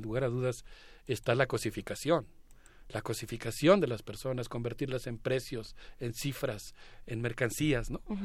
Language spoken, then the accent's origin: Spanish; Mexico; como mexicano